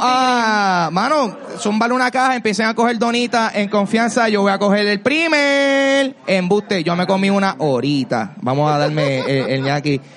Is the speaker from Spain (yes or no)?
no; Carolina, Puerto Rico; yo soy de Carolina